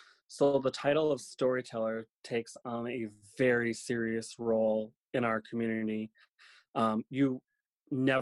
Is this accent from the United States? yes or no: yes; Lac du Flambeau Indian Reservation, northern Wisconsin, United States; moved away; we were all born and raised on the Lac du Flambeau Indian Reservation, which is in northern Wisconsin